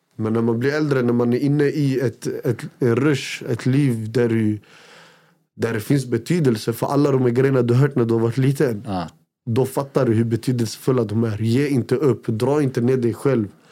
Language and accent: Swedish; Västerås, Västmanland, Sweden; Jag kommer från Råby, jag kommer från en ort som heter Råby